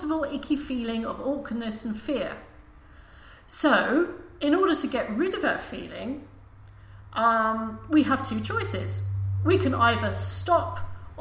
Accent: United Kingdom; I'm British

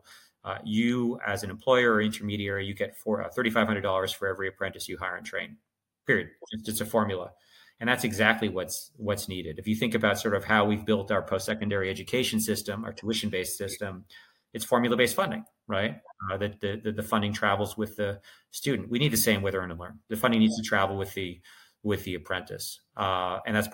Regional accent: Canada; now in Los Angeles, United States; I'm from Canada

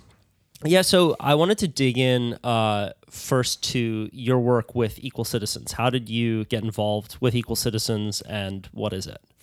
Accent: Santa Cruz, California, United States; based out of Santa Cruz, California, my hometown.

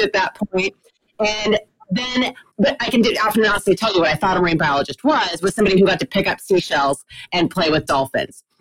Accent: Texas, United States; I am Texan, grew up, born and raised in Texas.

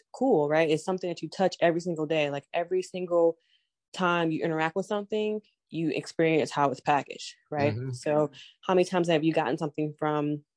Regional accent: Southfield, Michigan, United States; I grew up in Southfield, Michigan, right outside of Detroit, Michigan

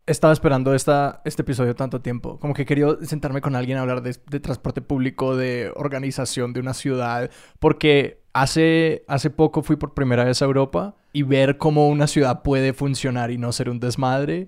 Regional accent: Chía, Cundinamarca, Colombia; soy de Bogotá, pero de Chía

